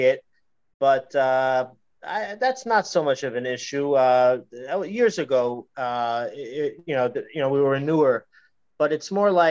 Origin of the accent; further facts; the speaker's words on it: New York, United States; moved away; I used to live in New York. I'm originally from New York.